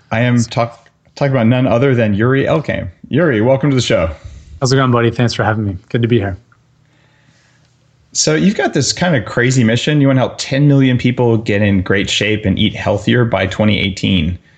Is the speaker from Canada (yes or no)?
yes; Canada; as you know, being a Canadian uh, citizen, everything here has a label in French and a label in English